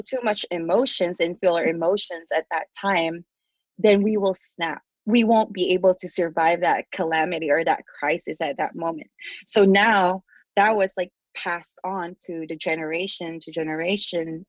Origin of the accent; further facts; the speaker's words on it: Philippines; English is a second language; now in United States; the people that I grew up with, especially in the Philippines